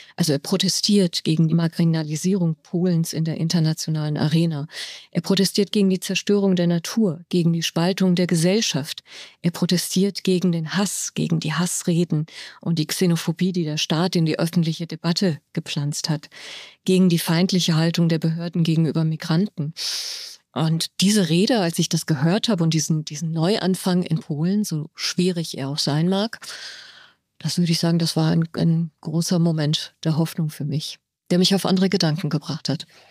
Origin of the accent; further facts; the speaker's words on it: Germany; moved away as an adult; also born or lived in Tehran, Iran; now in Cairo, Egypt; ich aufgewachsen bin in Deutschland